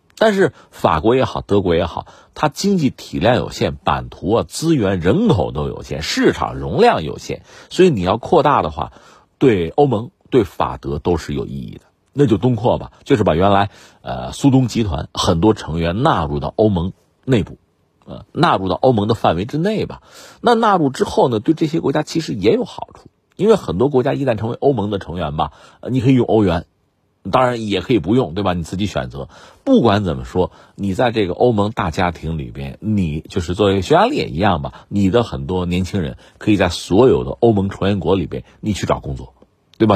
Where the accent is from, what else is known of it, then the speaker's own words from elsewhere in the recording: Hebei, China; 我们是河北人